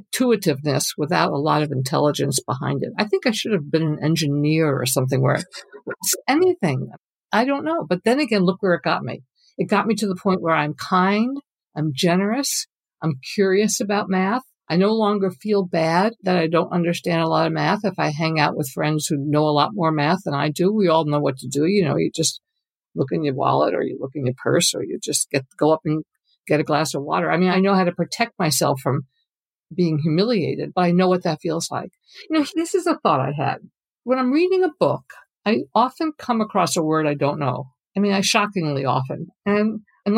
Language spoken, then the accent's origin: English; New York, United States; now in Sausalito, United States; I grew up in New York State